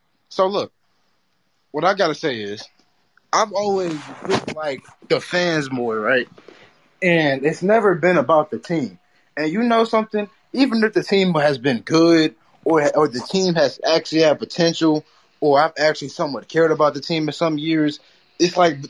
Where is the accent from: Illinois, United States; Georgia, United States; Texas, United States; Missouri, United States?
Texas, United States; I'm from Texas. So, like, I just like the Steelers more, but I always did catch a Cowboys game